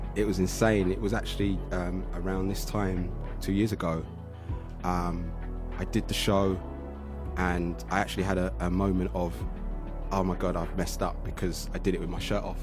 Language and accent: English; London, United Kingdom; I'm from Southeast London. I want them to know I'm from Catford